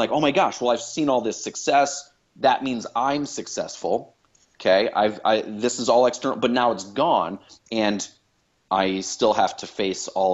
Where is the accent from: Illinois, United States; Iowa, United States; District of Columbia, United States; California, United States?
Illinois, United States; Chicago; I grew up in Chicago.